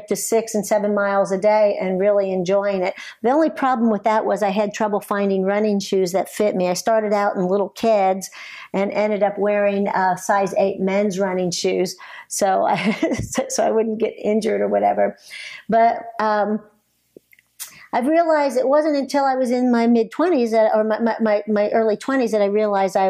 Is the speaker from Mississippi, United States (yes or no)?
no; Ohio, United States; moved away as an adult; also born or lived in Dallas; So I grew up in Ohio, and going through high school in the 70s